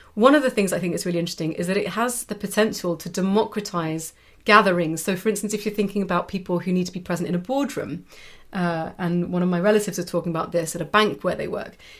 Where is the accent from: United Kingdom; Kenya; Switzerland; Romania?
United Kingdom; now in Europe; a Brit who's chosen to live in Europe, and also most of my family are from Europe